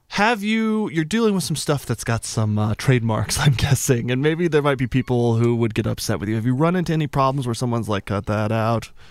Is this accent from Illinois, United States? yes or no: no; New Mexico, United States; moved away; also born or lived in Tucson, Arizona; I'm from New Mexico originally